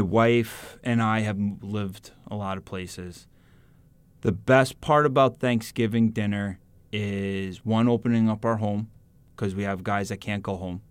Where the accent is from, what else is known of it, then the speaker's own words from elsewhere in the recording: New York City, New York, United States; moved away; also born or lived in Wisconsin; I'm more from Queens than New York, than Manhattan.